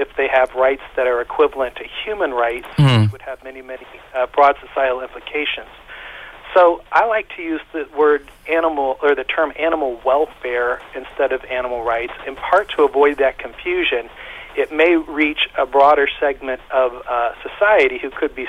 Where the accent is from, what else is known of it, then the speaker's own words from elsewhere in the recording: United States; I'm from the United States